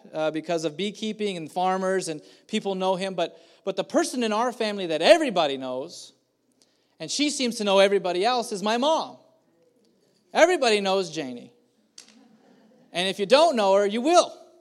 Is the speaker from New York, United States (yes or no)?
no; Madera, California, United States; also born or lived in Kerman, California; I grew up here in Madera at, starting at the age of eleven. We had moved from the beautiful, beautiful, uh, metroplex of Kerman, and we moved here.